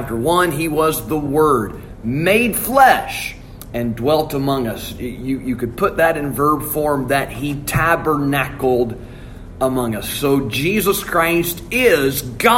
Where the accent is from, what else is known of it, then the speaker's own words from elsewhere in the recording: Alabama, United States; I'm from Alabama